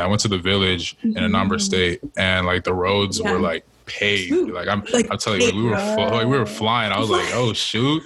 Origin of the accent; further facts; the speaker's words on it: United States; I'm from America